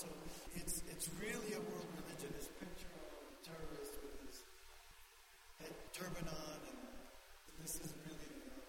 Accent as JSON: {"language": "English", "town": "New York City", "region": "New York", "country": "United States", "tie": "born or raised there", "first_language": "Spanish", "second_language": "English", "moved": "yes", "lives_now": "Albuquerque, United States", "said": "I grew up in New York City."}